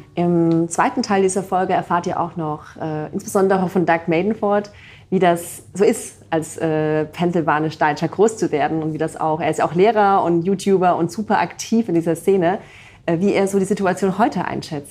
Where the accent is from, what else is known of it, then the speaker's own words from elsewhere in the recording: Rhineland-Palatinate, Germany; accent: Palatine; now in Heidelberg, Germany; ich ja nicht mehr in der Pfalz gerade lebe